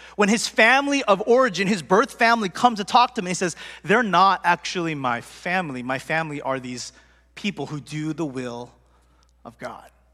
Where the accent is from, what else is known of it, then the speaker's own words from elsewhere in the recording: United States; I was born here, but my parents and my family, they're first generation, they're strong group, but I grew up in America